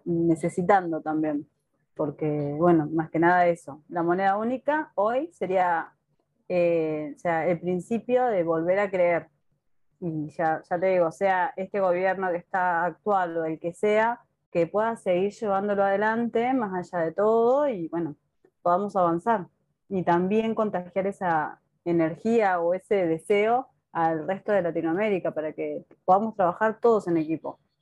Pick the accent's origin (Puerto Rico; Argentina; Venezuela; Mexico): Argentina